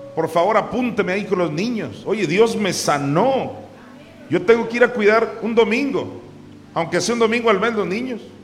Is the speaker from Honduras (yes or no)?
no; Mexico; Pobrecito mi pueblo mexicano